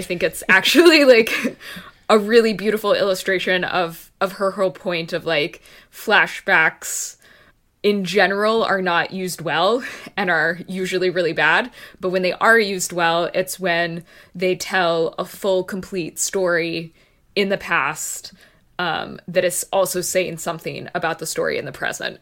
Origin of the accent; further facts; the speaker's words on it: Texas, United States; being a Texan